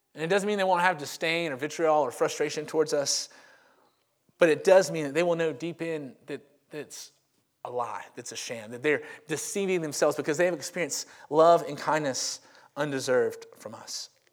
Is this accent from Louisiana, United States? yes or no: yes; Monroe, Louisiana, United States; also born or lived in Crestwood; now in Homewood, United States; I am from Monroe, Louisiana, and that is the home of Duck Dynasty. But I grew up, um, I'm in my mid-thirties